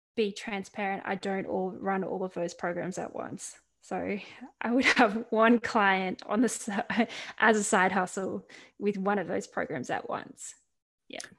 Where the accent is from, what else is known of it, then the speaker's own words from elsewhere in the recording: Central Coast, New South Wales, Australia; Central Coast, where I grew up in Australia